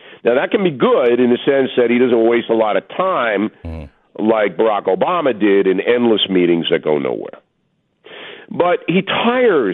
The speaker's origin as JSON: {"language": "English", "area": "Long Island", "region": "New York", "country": "United States", "tie": "born or raised there", "said": "my hometown newspaper Newsday on Long Island"}